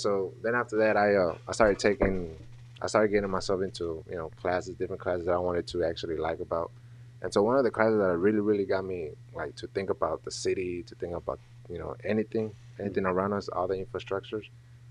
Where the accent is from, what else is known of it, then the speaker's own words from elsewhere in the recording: Dallas, Texas, United States; also born or lived in Mexico / Nashville, Tennessee; So I grew up in Oak Cliff. I went to Kimball. And then after that, I went to W.T. White, moved to North Dallas. And then from there, I went to Nashville, Tennessee. And then from coming back to Texas, I graduated here from Gardner.